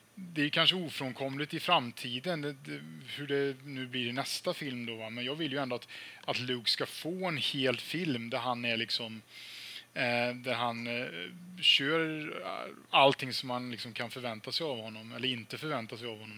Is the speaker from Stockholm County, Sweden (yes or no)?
no; Falköping, Västra Götaland, Sweden; i min hemstad Falköping